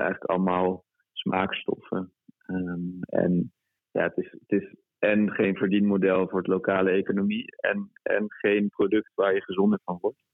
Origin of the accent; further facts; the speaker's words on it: Brittany, France; moved away; ik kom uit Bretagne. Eh, dat is het west, westkust, westpuntje van Frankrijk.